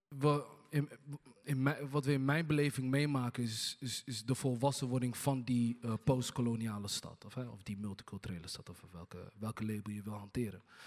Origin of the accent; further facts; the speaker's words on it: Hargeisa, Somaliland, Somalia; now in Rotterdam, Netherlands; ik kom zelf uit Somalië, ook uit Hargeisa